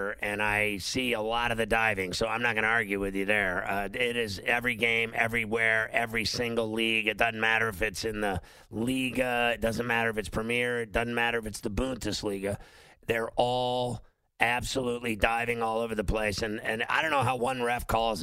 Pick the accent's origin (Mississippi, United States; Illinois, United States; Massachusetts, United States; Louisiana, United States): Illinois, United States; Chicago; moved away; also born or lived in Pittsburgh; I grew up in Chicago and Pittsburgh